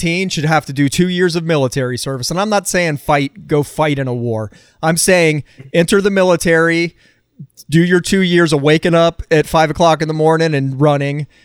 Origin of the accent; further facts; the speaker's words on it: the South, United States; I'm from the South